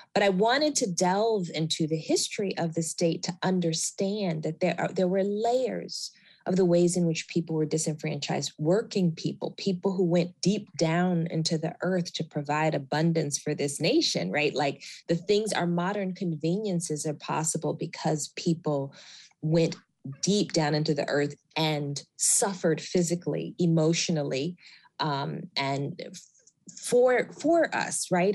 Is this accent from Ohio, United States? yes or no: no; Alabama, United States; moved away; I was born in Alabama, and most of my family continues to live in Alabama